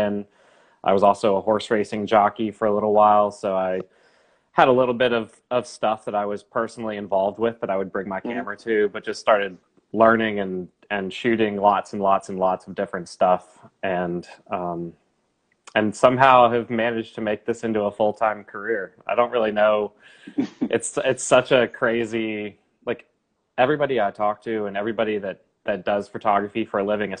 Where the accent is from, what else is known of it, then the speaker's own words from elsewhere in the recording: Charlotte, North Carolina, United States; I'm from Charlotte, North Carolina. I'm born and raised in Charlotte